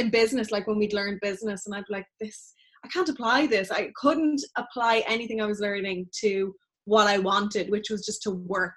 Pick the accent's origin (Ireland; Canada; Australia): Ireland; Dublin, Leinster; I was born in Dublin.